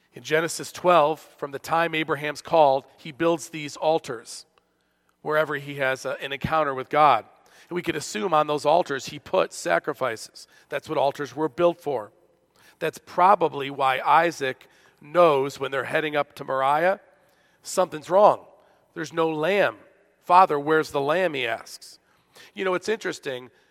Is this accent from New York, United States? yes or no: yes; Buffalo, New York, United States; This is my hometown, as you know, of Buffalo